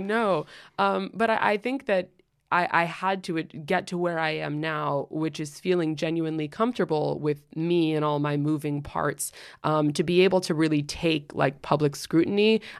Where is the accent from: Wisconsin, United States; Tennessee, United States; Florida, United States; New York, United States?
New York, United States; New York City; also born or lived in London; I'm spoken like a true New Yorker